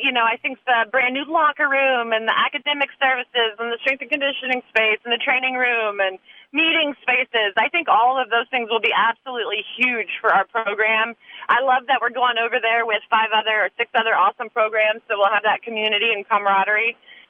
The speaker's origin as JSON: {"language": "English", "region": "Alabama", "country": "United States", "moved": "yes", "said": "I'm from Alabama."}